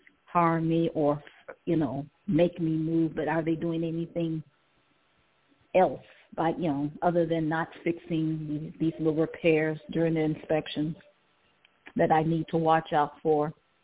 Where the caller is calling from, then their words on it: Ohio, United States; I'm calling from Ohio.